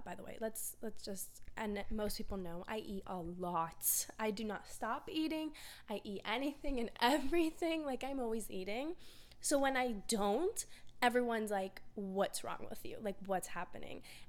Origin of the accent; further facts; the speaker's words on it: Florida, United States; I grew up in Florida my whole life